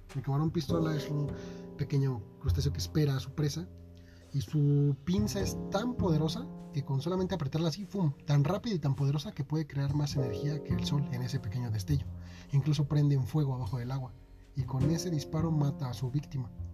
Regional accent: Mexico; ahorita soy mexicano

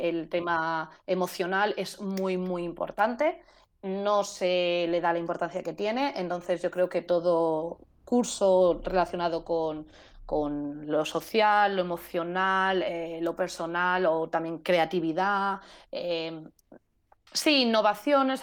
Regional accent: Spain; moved away; como buena española

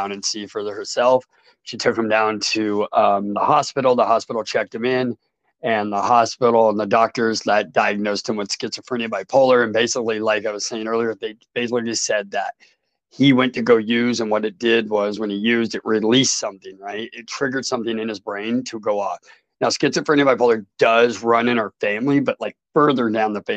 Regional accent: Portland, Oregon, United States; I'm from Portland, Oregon. Yeah. And I grew up in Portland, Southeast Portland, Oregon

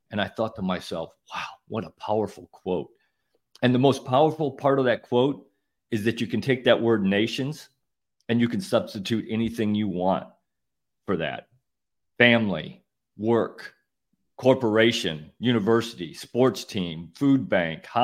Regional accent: Midwest, United States; I grew up in the Midwest. I had no idea what a hurricane was.

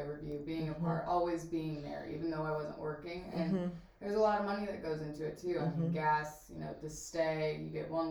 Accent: Peoria, Illinois, United States; I grew up in Peoria, Illinois, which is 2.5 hours south of Chicago

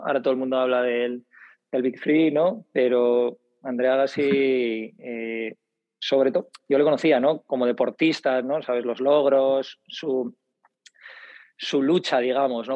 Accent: Bilbao, Basque Country, Spain; now in Madrid, Spain; Yo soy de Bilbao, vivo en Madrid

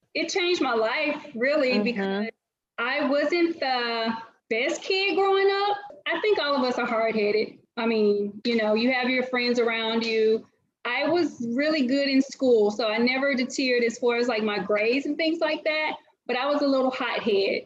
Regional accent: Winona, Mississippi, United States; now in Atlanta, United States; I grew up in Mississippi my entire life, a little small city called Winona, Mississippi.

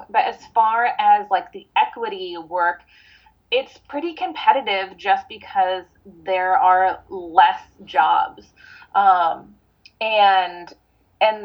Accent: Seattle, Washington, United States; moved away as an adult; also born or lived in Los Angeles; I'm from Seattle, but I haven't been in Seattle for a little bit, but back now

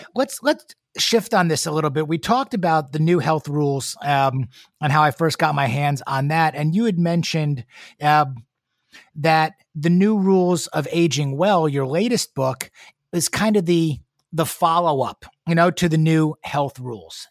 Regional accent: New York City, New York, United States; moved away as an adult; now in Houston, United States; I'm a native New Yorker

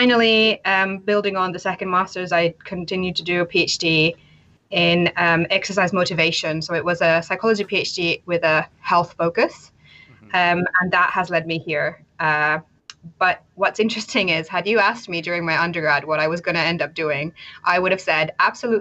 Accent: Finland; now in United Kingdom; I am originally from Finland, but currently live in the UK.

